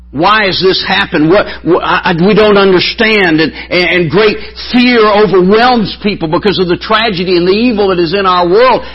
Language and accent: English; Alabama, United States; accent: southern; I'm from the South